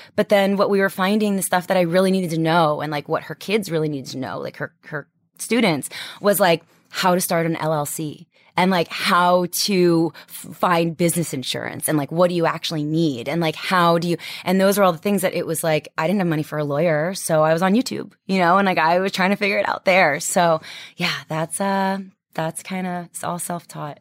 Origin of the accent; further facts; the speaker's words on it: Washington, District of Columbia, United States; moved away; I'm from D C